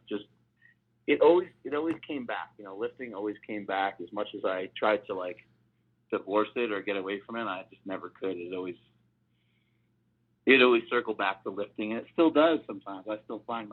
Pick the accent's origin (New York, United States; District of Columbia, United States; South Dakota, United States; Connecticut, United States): New York, United States; Poughkeepsie; growing up in Poughkeepsie, New York.